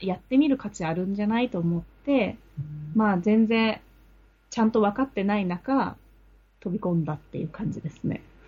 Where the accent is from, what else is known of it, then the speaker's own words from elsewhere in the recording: Ome, Tokyo, Japan; 私の出身が青梅市なんですけど